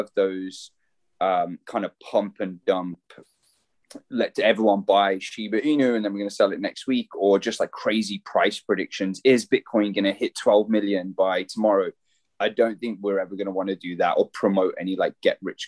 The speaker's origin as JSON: {"language": "English", "town": "Birmingham", "region": "West Midlands", "country": "United Kingdom", "moved": "as an adult", "lives_now": "Breckenridge, United States", "said": "I'm from Birmingham in the UK, originally from the UK, but now living out in America in a tiny little mountain town called Breckenridge in Colorado"}